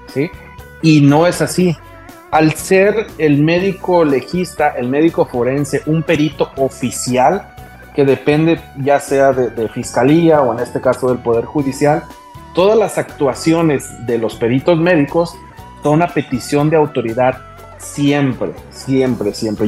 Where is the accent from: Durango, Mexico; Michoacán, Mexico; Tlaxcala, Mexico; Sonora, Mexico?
Michoacán, Mexico; Morelia; moved away as an adult; now in Baja California, Mexico; Soy originario de Morelia, Michoacán